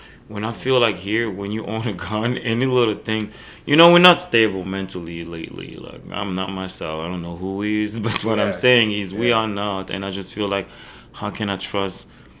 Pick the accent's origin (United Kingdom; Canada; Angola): Angola; also born or lived in Belgium; because I'm coming from Africa. Angola